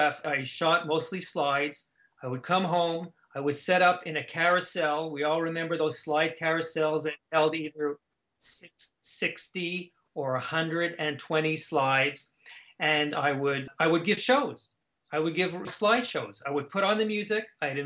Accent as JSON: {"language": "English", "country": "Canada", "tie": "born or raised there", "said": "Growing up in Canada, we were exposed to the same type of folk music."}